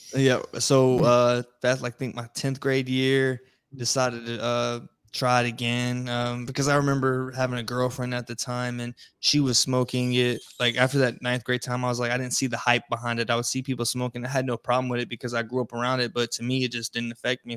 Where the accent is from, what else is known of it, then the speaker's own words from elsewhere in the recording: Florida, United States; now in East Coast, United States; I'm originally from Florida.